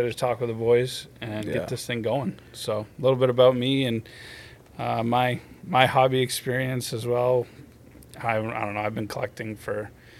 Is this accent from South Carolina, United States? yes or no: no; just outside of Portland, Maine, United States; moved away; I grew up just outside of Portland, Maine.